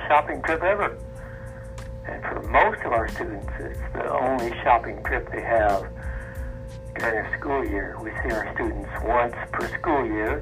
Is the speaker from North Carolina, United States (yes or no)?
no; Evansville, Indiana, United States; I'm from Evansville. I lived and worked in Evansville all my life.